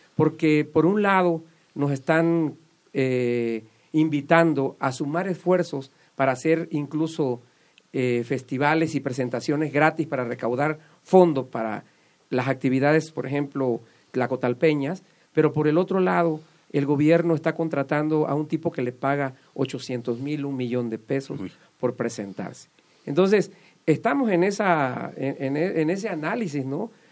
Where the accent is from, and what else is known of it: Sotavento, Mexico; also born or lived in New York